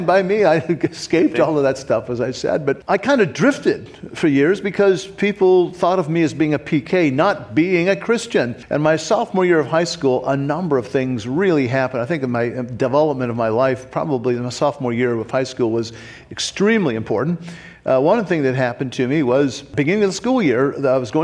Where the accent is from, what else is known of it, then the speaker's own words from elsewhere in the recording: Fairborn, Ohio, United States; also born or lived in Springfield, Missouri / Kentucky; I grew up in Fairborn